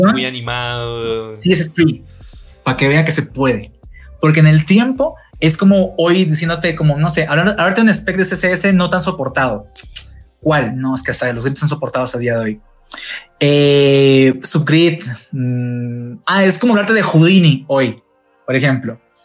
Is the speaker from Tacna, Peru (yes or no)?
yes; Tacna, Peru; now in Mexico; mi ciudad natal, Perú, Tacna